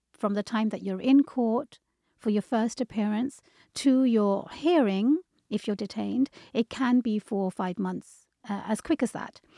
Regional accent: London, United Kingdom; moved away as an adult; also born or lived in Bangladesh; now in Seattle, United States; I was born and raised in London, but my parents are from Bangladesh, so I lived there for a little while

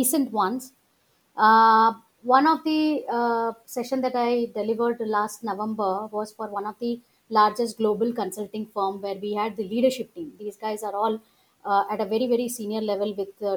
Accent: Ahmedabad, Gujarat, India; moved away; I often go to Ahmedabad in Gujarat, which is my hometown

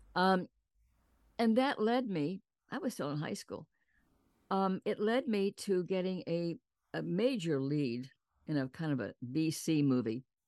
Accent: San Antonio, Texas, United States; I was born and raised in San Antonio, Texas

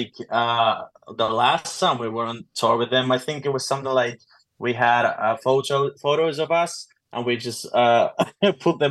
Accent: Finland; We're from Finland

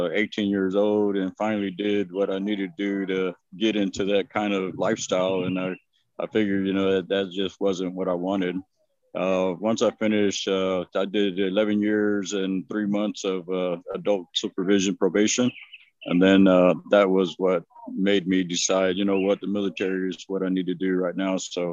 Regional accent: Victoria, Texas, United States; Yes. Uh-huh.

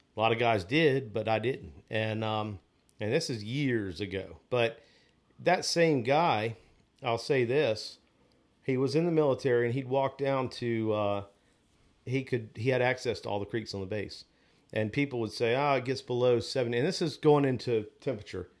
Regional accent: Onslow Beach, North Carolina, United States; growing up on Onslow Beach, I drum fished a lot on the beach.

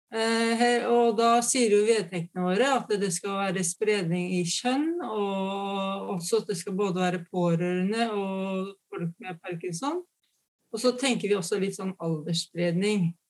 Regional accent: Fredrikstad, Østfold, Norway; moved away; jeg er fra Fredrikstad

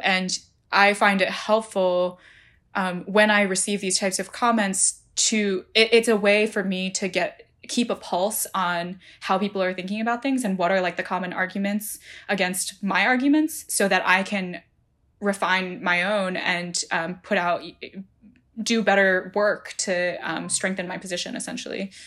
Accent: New Jersey, United States; I grew up in New Jersey

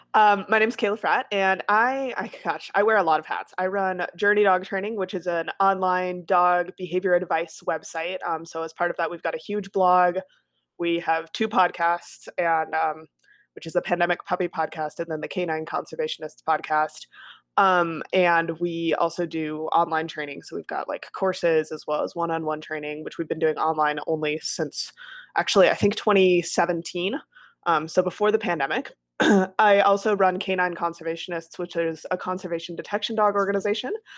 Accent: Wisconsin, United States; also born or lived in Colorado; I was born in Colorado and then raised in Wisconsin

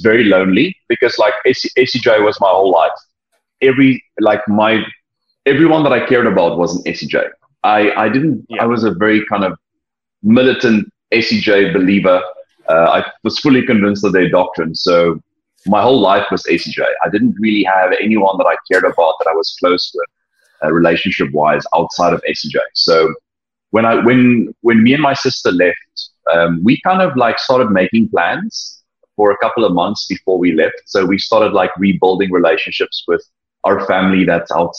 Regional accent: a small city close to Cape Town, Western Cape, South Africa; I'm not from Cape Town, but I come from a small city close to Cape Town where the majority of the people from my kind of cultural background are all religious

